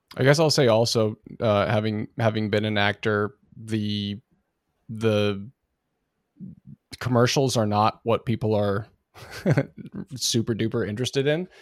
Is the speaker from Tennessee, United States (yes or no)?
no; Oregon, United States; I grew up in Oregon